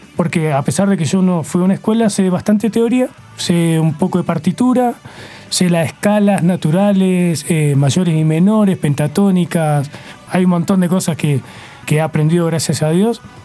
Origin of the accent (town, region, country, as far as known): Argentina